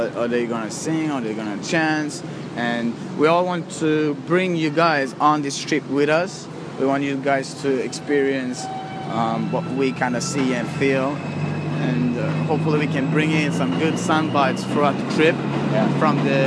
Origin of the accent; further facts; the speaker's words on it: Örebro, Örebro County, Sweden; my hometown Örebro